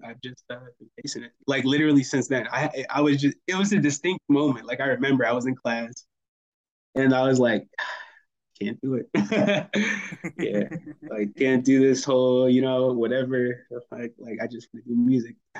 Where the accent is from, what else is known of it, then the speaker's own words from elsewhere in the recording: Fayetteville, North Carolina, United States; moved away as an adult; also born or lived in Orlando, Florida; I'm from Fayetteville, North Carolina